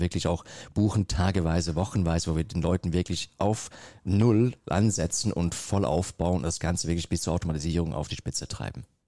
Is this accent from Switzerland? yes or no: yes; Switzerland; ich komme aus der Schweiz